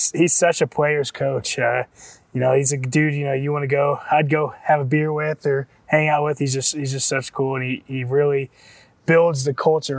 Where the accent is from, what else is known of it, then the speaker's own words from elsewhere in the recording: Kansas City, United States; I grew up in Kansas City.